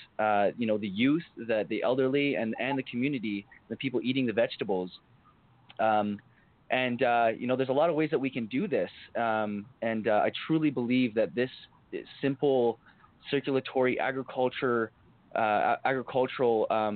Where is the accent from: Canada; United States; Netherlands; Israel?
Canada; Port Coquitlam, British Columbia; I'm from Port Coquitlam, and I was working with the city of Port Coquitlam and the youth coordinator in POCO, someone I grew up around